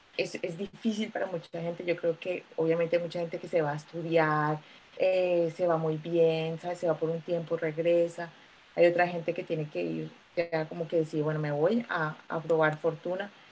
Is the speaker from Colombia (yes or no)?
yes; Bogotá, Colombia; moved away as an adult; also born or lived in New York / Santiago, Chile; now in United Kingdom; soy colombiana, nací en Bogotá hace muchos, muchos años